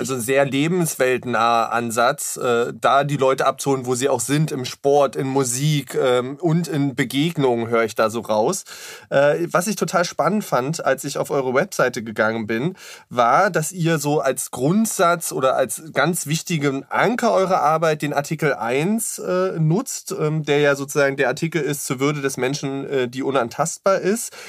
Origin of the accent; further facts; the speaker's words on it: Saxony-Anhalt, Germany; ich bin ja auch im Osten ähm, aufgewachsen, in Sachsen-Anhalt